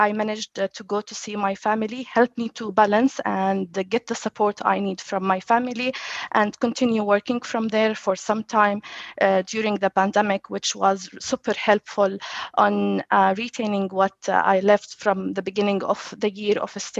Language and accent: English; Jordan; moved away as an adult; now in Dubai, United Arab Emirates; I had challenges that I relocated from Jordan to Dubai to work at Citrix. So I left my family.